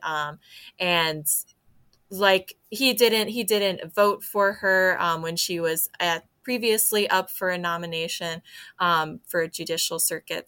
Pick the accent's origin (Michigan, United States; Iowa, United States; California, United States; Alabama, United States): Iowa, United States; DeWitt; I grew up in DeWitt